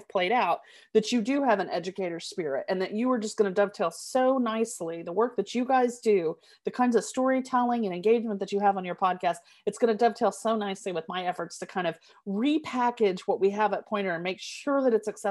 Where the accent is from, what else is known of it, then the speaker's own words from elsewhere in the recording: Tulsa, Oklahoma, United States; I grew up in Tulsa